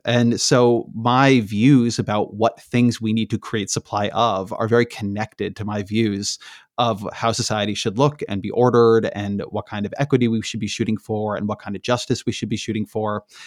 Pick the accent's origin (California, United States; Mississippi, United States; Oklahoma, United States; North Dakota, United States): California, United States; Irvine; also born or lived in Washington, D.C. / Bay Area, California; I grew up in Irvine, California